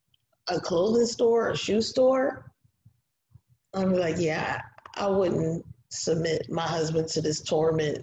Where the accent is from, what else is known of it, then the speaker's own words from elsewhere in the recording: Philadelphia, Pennsylvania, United States; our hometown, Philly